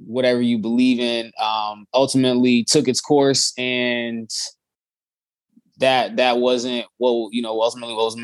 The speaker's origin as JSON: {"language": "English", "town": "Chicago", "region": "Illinois", "country": "United States", "tie": "born or raised there", "said": "I'm from Chicago, Chicagoland area, born and raised, moved around a lot."}